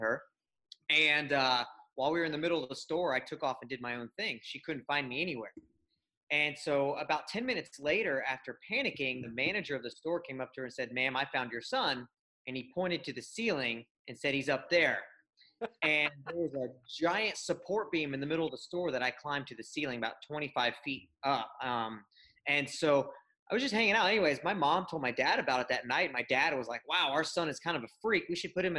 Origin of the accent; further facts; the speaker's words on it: Houston, Texas, United States; I grew up in Houston, Texas, and still live here with my wife and 2 kids